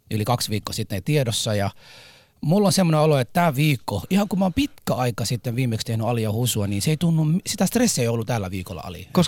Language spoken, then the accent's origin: Finnish; Somalia; now in Finland; Hei, mä oon, mä oon Somaliasta.